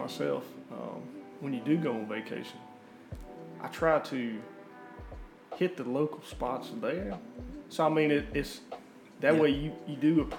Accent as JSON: {"language": "English", "area": "Halifax County, Mount Laurel", "region": "Virginia", "country": "United States", "tie": "born or raised there", "said": "born and raised in Halifax County. Originally from the other side of the county, Mount Laurel area. Grew up there"}